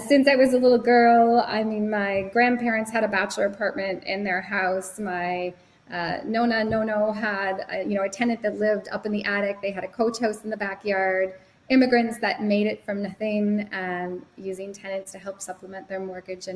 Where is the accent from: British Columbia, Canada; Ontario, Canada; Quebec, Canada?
Ontario, Canada; Sudbury; I'm from Sudbury